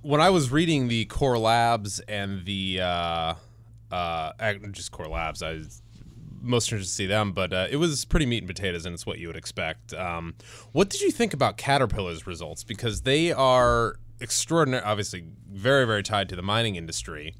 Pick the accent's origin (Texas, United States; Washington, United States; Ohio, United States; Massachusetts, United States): Ohio, United States; Cleveland; moved away; I'm gonna plug my hometown for a second. Lots of exciting things are happening in downtown Cleveland.